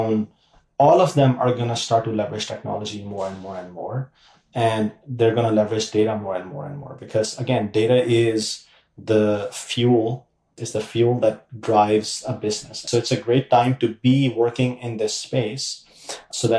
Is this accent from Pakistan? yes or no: yes; Pakistan; moved away as an adult; I grew up in Pakistan